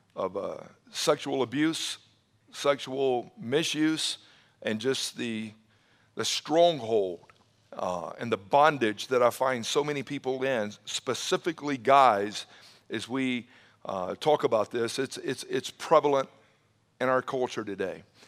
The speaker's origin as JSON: {"language": "English", "town": "Atlanta", "region": "Georgia", "country": "United States", "tie": "born or raised there", "said": "growing up in the Atlanta area, uh, back in the seventies, I graduated high school in nineteen eighty"}